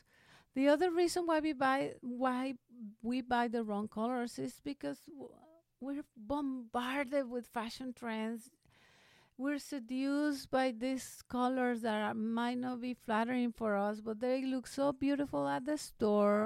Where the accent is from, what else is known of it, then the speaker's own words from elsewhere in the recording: Veracruz, Mexico; now in Phoenix, United States; when I was in high school, back in my hometown of Veracruz in Mexico